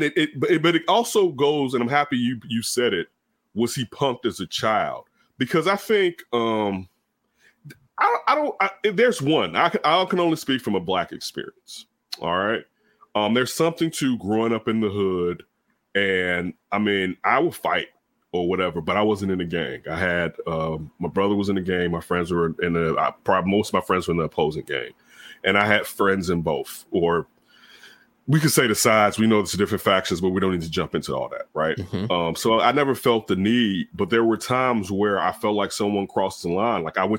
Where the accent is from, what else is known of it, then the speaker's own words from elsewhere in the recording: Chicago, Illinois, United States; where, I mean, we grew up in Chicago.